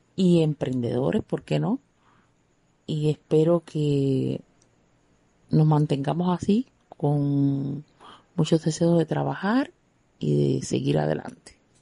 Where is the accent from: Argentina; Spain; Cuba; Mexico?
Cuba; como muchos cubanos